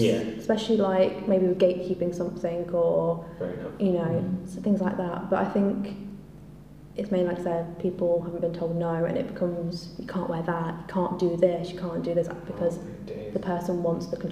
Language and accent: English; Leicester, East Midlands, United Kingdom; I'm a poet from Leicester